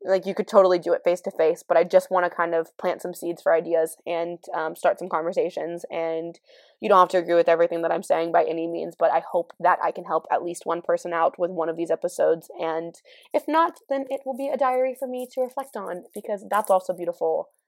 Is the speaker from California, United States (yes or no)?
yes; California, United States; I'm from California.